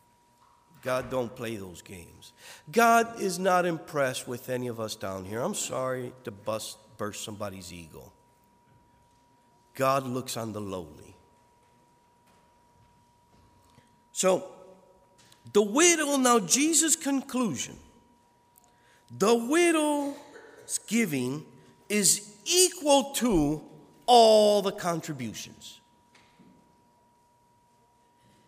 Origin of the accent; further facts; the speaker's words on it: United States; me as an American